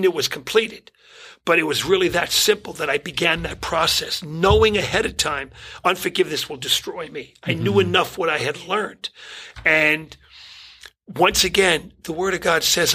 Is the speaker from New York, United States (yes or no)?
yes; New York City, New York, United States; growing up in Brooklyn